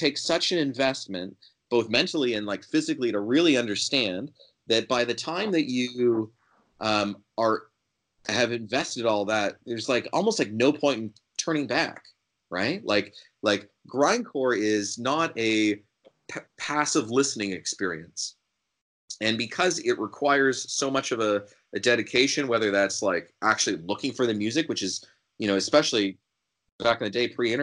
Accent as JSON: {"language": "English", "country": "Canada", "said": "this might sound like a bias because I'm from Canada"}